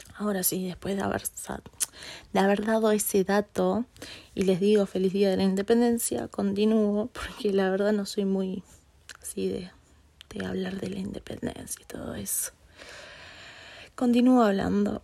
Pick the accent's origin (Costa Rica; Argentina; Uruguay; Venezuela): Uruguay; yo como buena uruguaya que soy